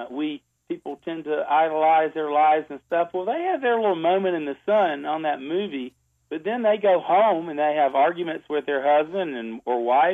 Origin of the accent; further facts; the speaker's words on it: Greenville, South Carolina, United States; I grew up in a town called Greenville, South Carolina, and I grew up on a farm for the first part of my life